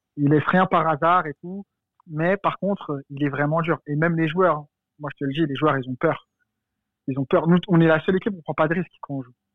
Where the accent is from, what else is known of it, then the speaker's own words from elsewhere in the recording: France; je suis français